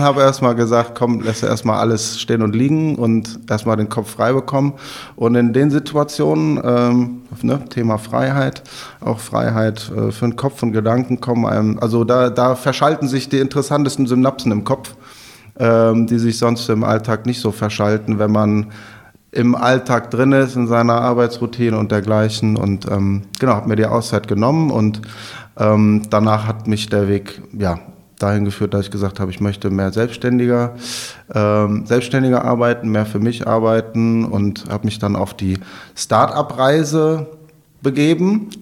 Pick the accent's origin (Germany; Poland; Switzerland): Germany; Overath, North Rhine-Westphalia; also born or lived in Bergisch Gladbach / Leipzig; now in Cologne, Germany; in Bergisch Gladbach bin ich geboren, ich komme aus Overath.